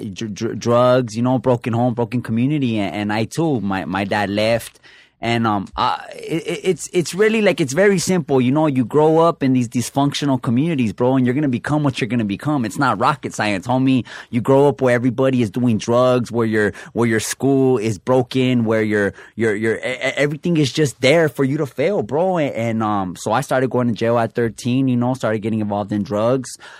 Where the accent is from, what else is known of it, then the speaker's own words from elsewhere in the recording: Los Angeles, California, United States; also born or lived in Montebello; my family came, migrated from Mexico, and they landed in Boyle Heights, you know, from the projects